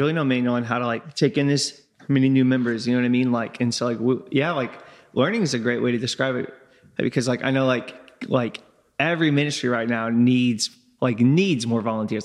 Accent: Crawford County, Indiana, United States; I'm from Crawford County

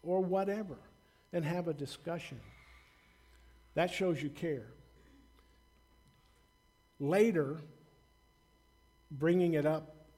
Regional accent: the South, United States; I grew up in the South, you know, during the 60s, during the race riots, and I'm white

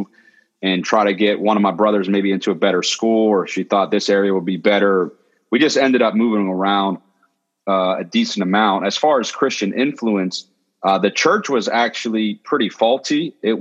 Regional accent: Pittsburgh, Pennsylvania, United States; moved away as an adult; also born or lived in Philadelphia; now in Pittsburgh, United States; I grew up in the Berg, and the first several years were in the suburbs until I was about 8 years old

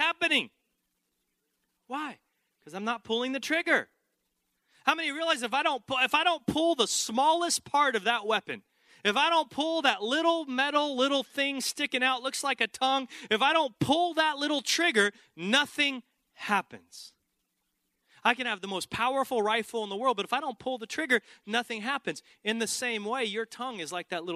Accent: Texas, United States; I grew up in Texas

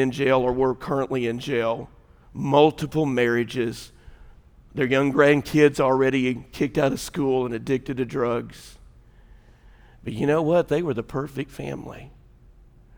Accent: Illinois, United States; moved away; I was from Illinois

